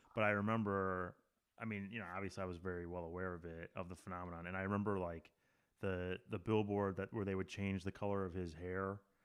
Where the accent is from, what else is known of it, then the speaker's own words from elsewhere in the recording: Wisconsin, United States; I grew up in Wisconsin